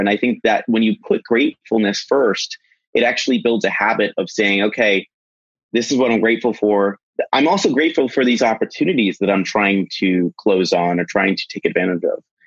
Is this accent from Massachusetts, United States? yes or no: yes; Boston, Massachusetts, United States; I'm from Boston